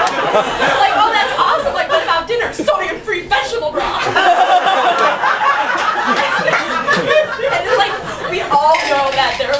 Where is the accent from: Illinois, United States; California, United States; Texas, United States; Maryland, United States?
Illinois, United States; Chicago suburb; moved away as an adult; now in Chapel Hill, United States; I'm from Chicago, but really a suburb, and it's actually not really that near